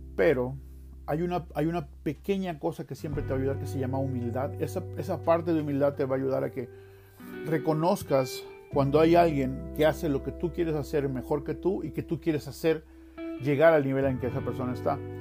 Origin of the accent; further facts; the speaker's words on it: Veracruz, Mexico; moved away as an adult; now in Utah, United States; yo vengo de la playa, yo soy de Veracruz y yo vivía cerca de la playa